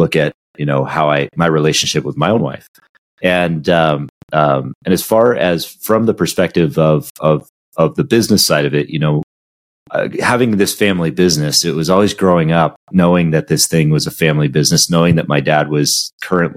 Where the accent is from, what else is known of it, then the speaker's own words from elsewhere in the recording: Southern California, United States; growing up in Southern California next to the ocean